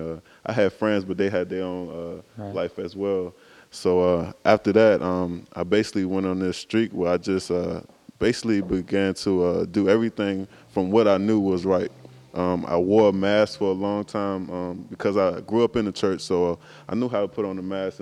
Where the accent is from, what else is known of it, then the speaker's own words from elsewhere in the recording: Buckingham County, Virginia, United States; I'm from Buckingham County, Virginia. Lived there all of my life.